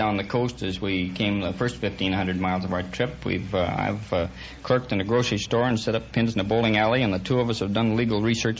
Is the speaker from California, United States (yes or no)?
no; Vancouver, Washington, United States; I was born in Vancouver, Washington.